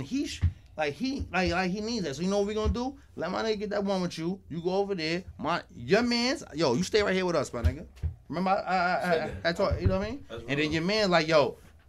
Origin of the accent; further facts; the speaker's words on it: Queens, New York, United States; Because we come from nothing. We come from Queens.